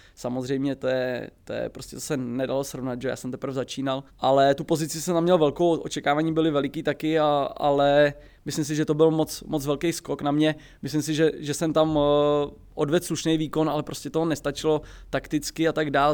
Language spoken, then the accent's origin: Czech; Plzeň, Plzeň Region, Czechia; jsem z Plzně